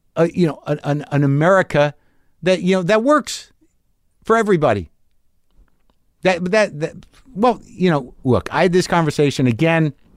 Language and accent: English; New Mexico, United States; I grew up in New Mexico